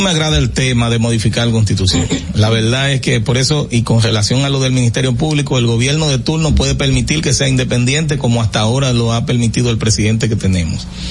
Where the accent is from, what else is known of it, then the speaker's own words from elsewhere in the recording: Salinas, Barahona, Dominican Republic; un municipio que tiene cinco mil habitantes. ¿De, donde soy nativo